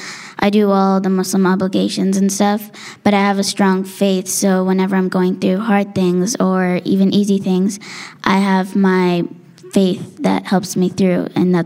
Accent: Addis Ababa, Ethiopia; So I'm from Addis Ababa, which is the capital, and that's where all my family lives, so yeah.

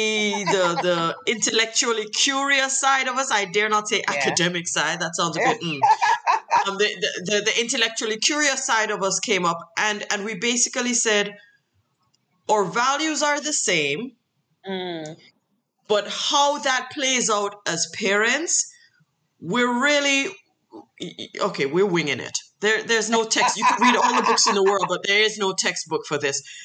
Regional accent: Jamaica; a hardcore Jamaican in university

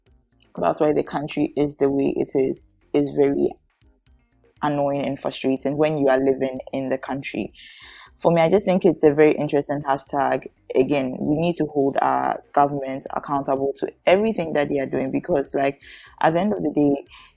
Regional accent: Ghana; as a Ghanaian business owner, first time business owner, I am told that I have tax reliefs

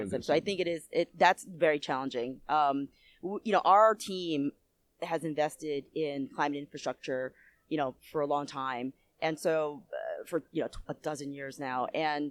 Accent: United States; I'm from the U.S.

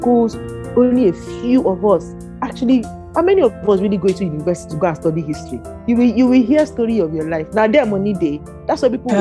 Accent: Niger Delta, Nigeria; I'm from the Niger Delta

